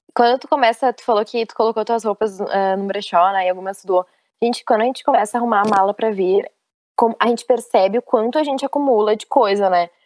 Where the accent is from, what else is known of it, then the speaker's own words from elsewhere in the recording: Rio Grande do Sul, Brazil; moved away as an adult; eu sou gaúcha